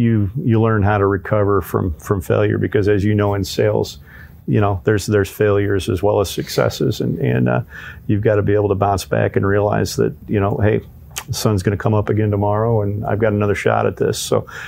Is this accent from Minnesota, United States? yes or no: no; Illinois, United States; Then we moved up north into central Illinois, and then up near the Quad Cities is where I finished high school, and then came back to Bloomington to go to central Illinois to go to ISU